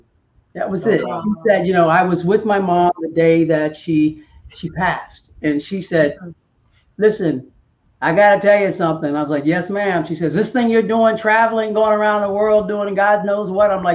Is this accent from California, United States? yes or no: no; Cincinnati, Ohio, United States; moved away; I'm from Cincinnati